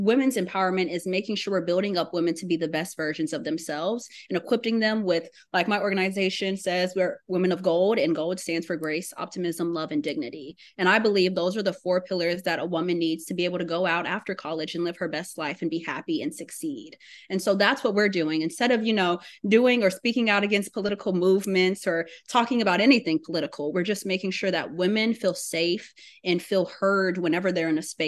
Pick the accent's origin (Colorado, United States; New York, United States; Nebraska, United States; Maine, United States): Nebraska, United States; Papillion; also born or lived in Texarkana, Texas / Houston, Texas; And I'm originally from Papillion, Nebraska. I'm a military kid, so I've kind of lived everywhere. But Texarkana, Texas, and Houston is where I call home.